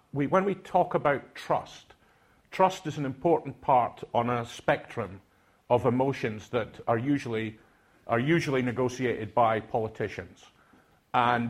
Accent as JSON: {"language": "English", "town": "Aberdeen", "region": "Scotland", "country": "United Kingdom", "tie": "born or raised there", "accent": "Doric", "first_language": "Doric", "second_language": "English", "moved": "yes", "said": "I'm from Aberdeen. I didn't speak English when I went to university. I spoke Doric"}